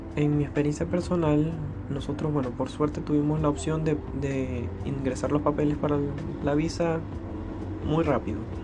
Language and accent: Spanish; Maracaibo, Zulia, Venezuela; moved away as an adult; now in Chile; nací en Maracaibo, Venezuela